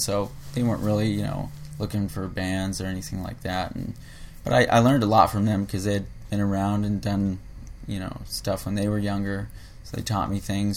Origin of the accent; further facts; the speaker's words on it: South Bay, California, United States; also born or lived in Harbor City / Redondo Beach / Torrance / Lomita; now in Los Angeles, United States; I'm originally from the South Bay